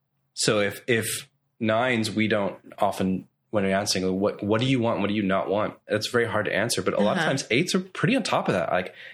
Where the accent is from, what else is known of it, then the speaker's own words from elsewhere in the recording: Nashville, Tennessee, United States; now in Orlando, United States; Because I come from Nashville where...